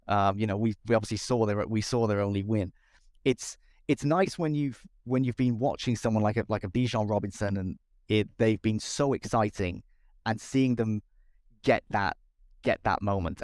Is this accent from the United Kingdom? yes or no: yes; Cardiff, Wales, United Kingdom; I'm from Cardiff